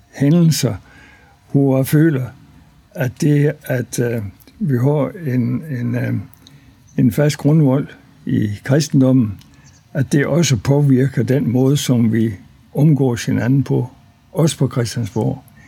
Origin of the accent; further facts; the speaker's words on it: near Løgstør, North Jutland, North Denmark Region, Denmark; also born or lived in Faroe Islands; Jeg er født på Færøerne, fordi mine forældre de var præstefolk på Suderø fra 1937 til 1946. Så de første fem og halv år af min opvækst, den var på Færøerne. Og så efter krigen øh, kom vi så til Danmark. Og før fik embedet heroppe i Næsborg Kornum, øst for Løstør. Og øh, så altså, tror de fleste uden barnesko i en præstegård på landet